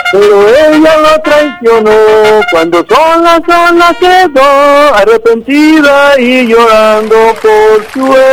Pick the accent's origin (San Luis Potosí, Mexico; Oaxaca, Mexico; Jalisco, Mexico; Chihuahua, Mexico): Jalisco, Mexico; Tepatitlán; el de Tepa.